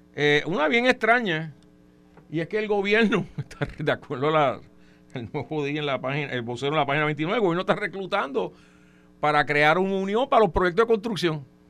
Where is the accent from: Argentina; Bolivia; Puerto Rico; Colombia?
Puerto Rico; Trujillo Alto; yo soy, yo soy de Trujillo Alto, ese es mi alcalde